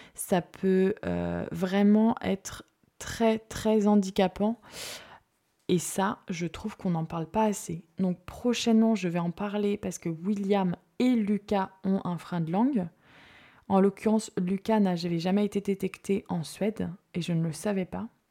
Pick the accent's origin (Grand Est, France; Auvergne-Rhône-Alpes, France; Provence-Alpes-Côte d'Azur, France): Provence-Alpes-Côte d'Azur, France; Marseille; moved away; Je viens de Marseille